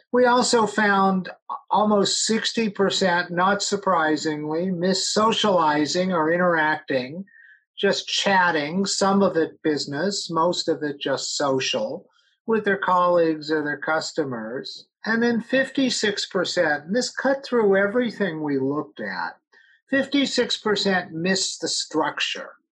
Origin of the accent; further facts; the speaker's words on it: Los Angeles, California, United States; I grew up in Los Angeles